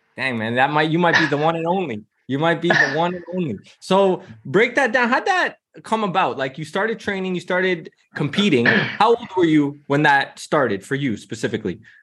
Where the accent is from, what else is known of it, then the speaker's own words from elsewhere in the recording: Toronto, Ontario, Canada; now in Amsterdam, Netherlands; I'm from Toronto, right? And now I'm in Amsterdam